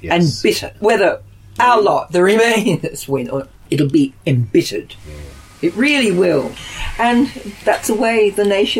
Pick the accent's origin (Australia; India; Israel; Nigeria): Australia; now in London, United Kingdom; as an Australian